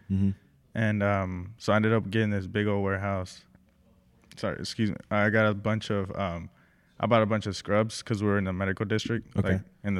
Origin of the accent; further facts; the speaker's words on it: Mexico; born there; first language Spanish; English is a second language; Because I was born in Mexico.